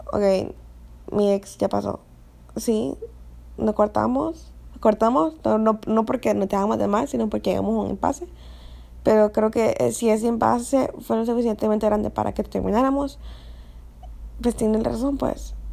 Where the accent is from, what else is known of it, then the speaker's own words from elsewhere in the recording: Honduras; yo soy de Honduras, eh, entonces vengo de una cultura bien conservadora